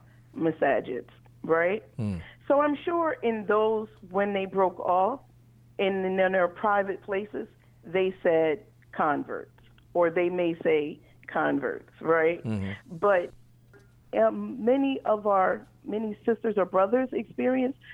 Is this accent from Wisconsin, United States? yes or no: no; Philadelphia, Pennsylvania, United States; moved away as an adult; now in Memphis, United States; I'm from Philadelphia